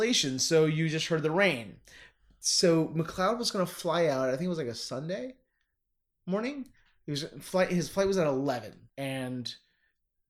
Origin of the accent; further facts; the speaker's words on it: Northern Kentucky, United States; growing up in Northern Kentucky, my generation, I'm 41 years old